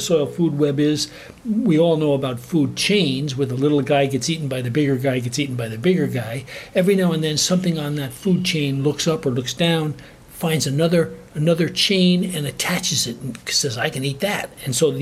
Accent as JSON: {"language": "English", "region": "New York", "country": "United States", "tie": "born or raised there", "also_born_or_lived": "Alaska", "moved": "yes", "said": "I grew up in New York on a little gentleman's farm in a suburban community"}